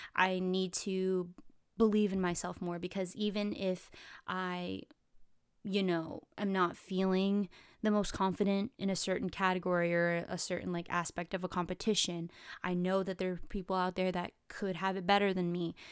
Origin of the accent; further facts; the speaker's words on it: California, United States; I'm from California